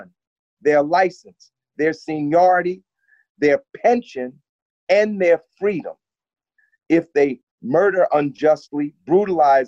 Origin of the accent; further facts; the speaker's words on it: Newark, New Jersey, United States; now in Montclair, United States; I'm from Newark, but for the last few years or so, I've lived